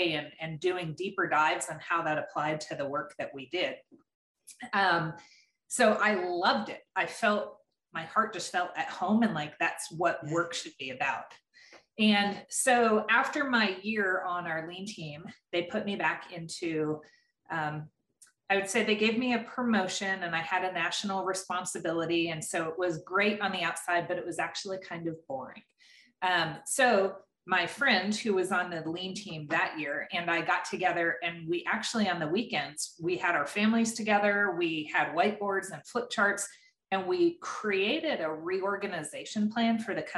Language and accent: English; eastern Pennsylvania, United States; I was born and raised in Pennsylvania, the eastern part of Pennsylvania.